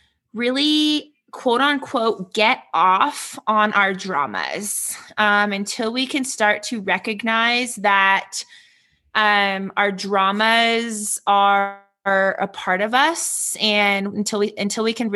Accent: Redondo Beach, California, United States; now in Denver, United States; I am originally born and raised in Redondo Beach, California

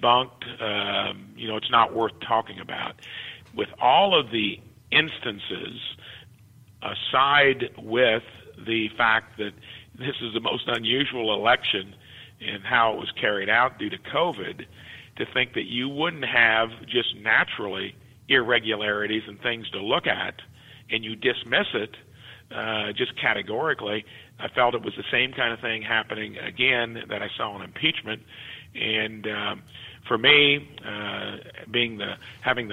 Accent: Jasper, Indiana, United States; growing up in Jasper, Indiana

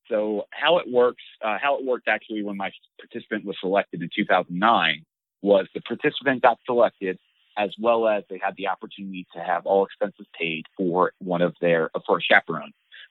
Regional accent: East Coast, United States; for me being growing up on the East Coast, I struggled so bad helping him with the greens.

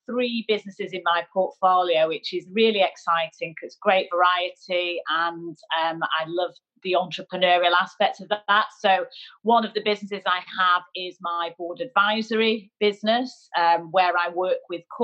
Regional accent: Manchester, North West England, United Kingdom; moved away as an adult; I'm a northerner, I'm a Mancunian

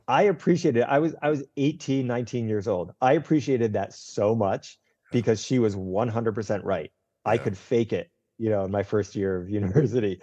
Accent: Northeast, United States; I grew up in the Northeast

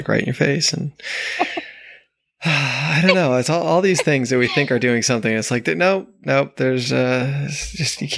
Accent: New York, United States; now in Puerto Rico; I grew up in New York

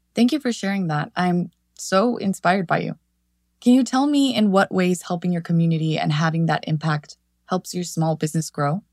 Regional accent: Mexico; English is a second language; Growing up in Mexico and crossing the border to study in the States

